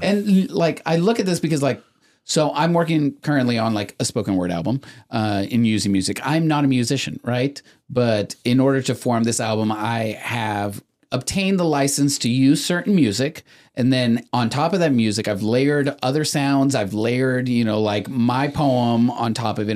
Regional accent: Mexico; moved away; I was born in Mexico. My parents came from Mexico

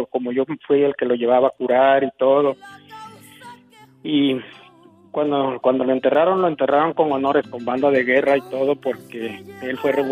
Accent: Tehuacán, Puebla, Mexico; Allá por Tehuacán, Puebla, un lugar que se llama bueno, en una parte es por ahí

